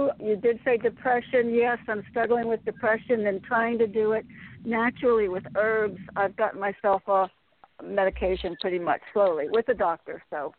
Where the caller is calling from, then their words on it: Connecticut, United States; calling from Connecticut.